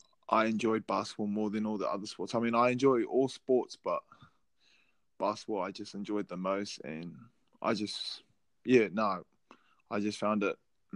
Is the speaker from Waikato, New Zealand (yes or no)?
yes; Hamilton, Waikato, New Zealand; also born or lived in Auckland; born in Auckland, raised in Hamilton, but my area is Ngāpuhi and Ngāti Kananu